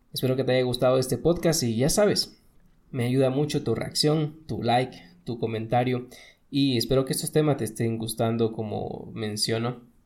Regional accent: Ecuador; nosotros como ecuatorianos

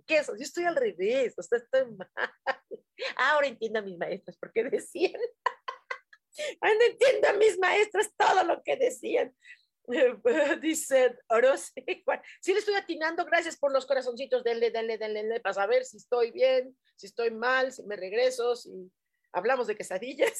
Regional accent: Mexico City, Mexico; así somos en Ciudad de México

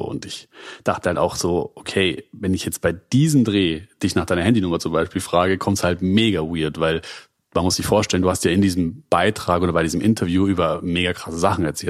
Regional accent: Munich area, Bavaria, Germany; now in Berlin, Germany; bin selber im Münchner Umland aufgewachsen

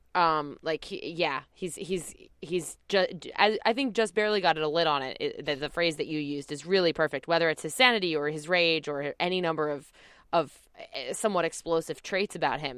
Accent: New Jersey, United States; I'm from New Jersey

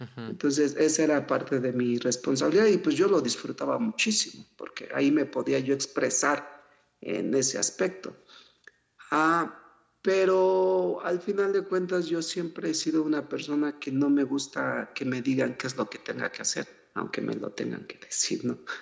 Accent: Mexico City, Mexico; also born or lived in Huasteca, Hidalgo / United States; ahí nací, pero al final crecí aquí en la Ciudad de México

